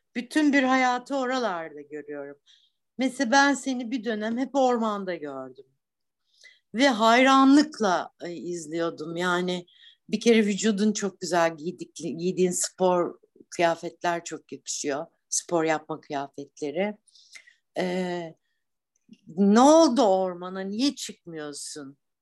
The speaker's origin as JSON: {"language": "Turkish", "region": "Black Sea Region", "country": "Turkey", "tie": "born or raised there", "also_born_or_lived": "Istanbul", "moved": "as an adult", "said": "Ben buralıyım, buraların e, kadınıyım, buraların çocuğuydum"}